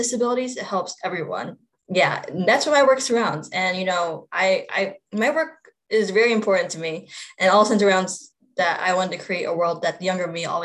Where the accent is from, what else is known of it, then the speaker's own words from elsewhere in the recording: Virginia, United States; I also work in my home state of Virginia